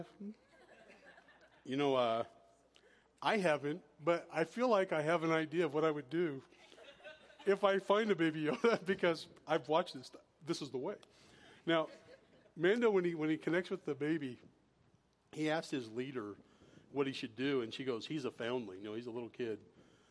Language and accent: English; high Sierras, Northern California, United States; I grew up in Northern California in the high Sierras up in the mountains